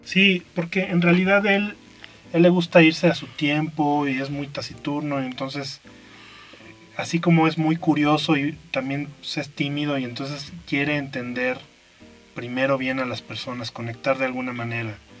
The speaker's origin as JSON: {"language": "Spanish", "region": "Aguascalientes", "country": "Mexico", "moved": "yes", "said": "yo soy de Aguascalientes."}